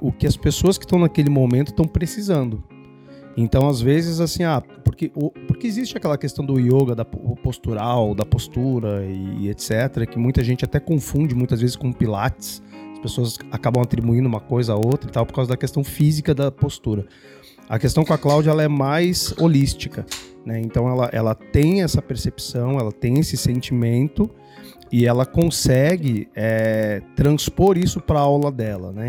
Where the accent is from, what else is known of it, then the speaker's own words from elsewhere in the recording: Esteio, Rio Grande do Sul, Brazil; now in São Paulo, Brazil; Eu sou um gaúcho de esteio